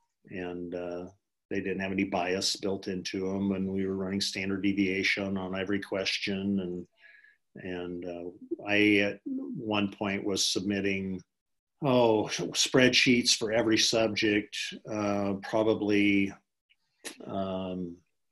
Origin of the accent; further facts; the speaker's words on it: Geneva, Nebraska, United States; having grown up in Geneva